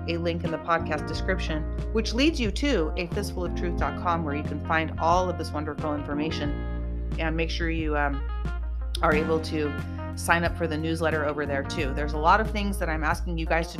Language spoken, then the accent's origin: English; California, United States; we are real people from California natives, both of us